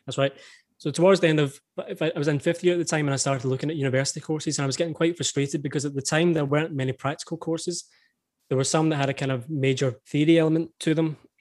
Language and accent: English; East Kilbride, Scotland, United Kingdom; I grew up in East Kilbride, which is a kind of small town, maybe thirty minutes from